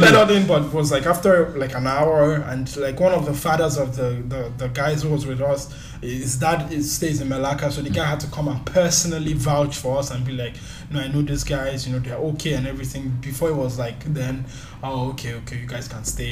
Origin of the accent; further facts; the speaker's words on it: Nigeria; now in Malaysia; as a Nigerian here